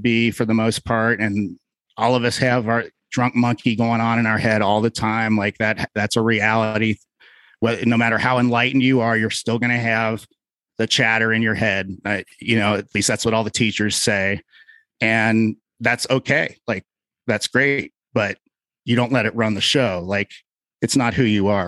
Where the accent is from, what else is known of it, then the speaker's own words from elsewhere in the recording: Cincinnati, Ohio, United States; moved away; I'm originally from Cincinnati, Ohio